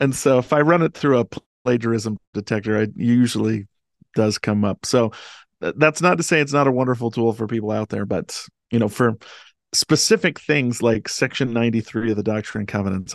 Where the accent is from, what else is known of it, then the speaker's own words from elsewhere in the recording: Delta, Utah, United States; I grew up in Delta, Utah, um, this little town Uh, in central Utah